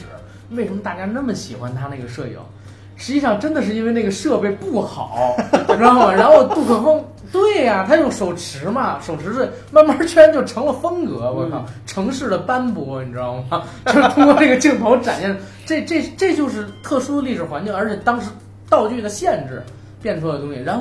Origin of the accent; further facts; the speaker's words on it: Beijing, China; 因为我是成长在北京，